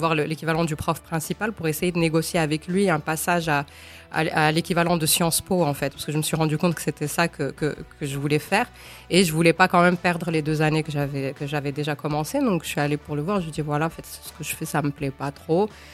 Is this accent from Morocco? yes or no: yes; Morocco; Je suis une femme marocaine, je suis maman de deux enfants, je suis avocate, militante